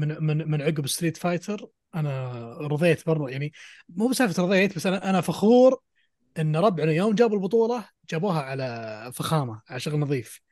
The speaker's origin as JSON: {"language": "Arabic", "country": "Saudi Arabia", "said": "عندنا في السعودية"}